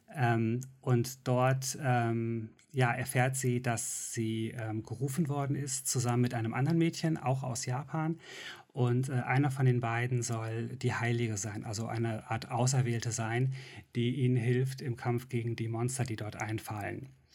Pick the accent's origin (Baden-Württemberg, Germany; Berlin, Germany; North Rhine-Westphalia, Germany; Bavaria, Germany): North Rhine-Westphalia, Germany; Mönchengladbach; Wir hatten so eine mhm. Stadtbibliothek in Mönchengladbach